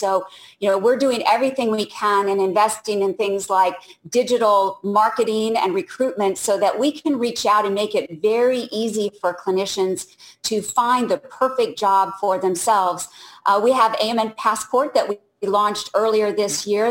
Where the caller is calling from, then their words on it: Orlando, Florida, United States; calling from Orlando.